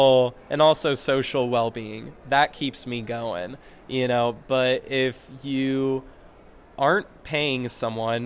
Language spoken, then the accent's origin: English; Boulder, Colorado, United States; I'm from Boulder, Colorado